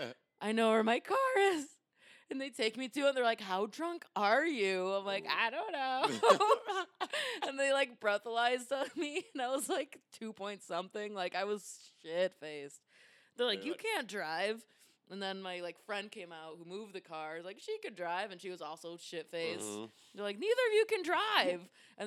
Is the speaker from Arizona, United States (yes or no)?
no; Hartland, Michigan, United States; It's Heartland, Michigan.